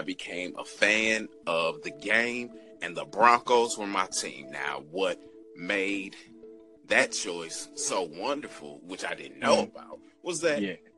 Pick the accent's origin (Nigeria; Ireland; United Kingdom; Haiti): Nigeria; now in St. Louis, United States; And living in St. Louis, I could have gone one or two ways, been a Bears fan or a Chiefs fan. Being Nigerian, I should have been a Chiefs fan